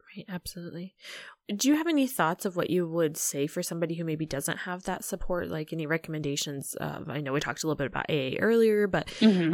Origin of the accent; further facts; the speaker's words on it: Illinois, United States; I'm actually from Illinois